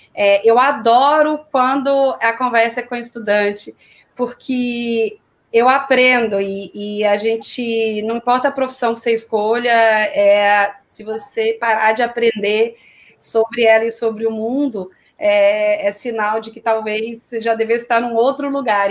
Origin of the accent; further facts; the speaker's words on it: Belo Horizonte, Minas Gerais, Brazil; moved away as an adult; also born or lived in São Paulo; now in Rio de Janeiro, Brazil; comecei a minha carreira em Belo Horizonte, de onde eu sou